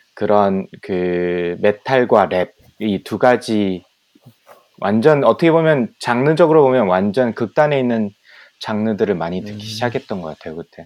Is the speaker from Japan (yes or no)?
no; Ulsan, South Korea; also born or lived in Geoje / Busan; 계속 이제 울산에서 자라왔고 음. 뭐 거제도에서 좀 살았고